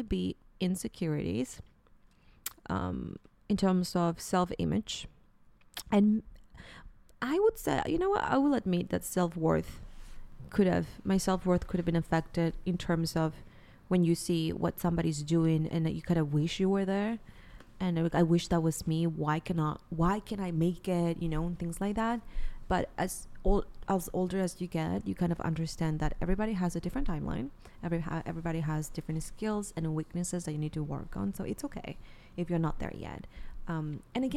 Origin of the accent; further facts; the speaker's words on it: Peru; moved away; I'm from Peru. So not only I have a few friends there, but my family is there